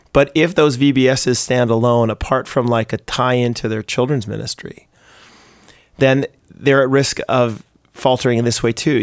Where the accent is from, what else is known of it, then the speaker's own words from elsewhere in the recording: United States; now in Canada; I'm American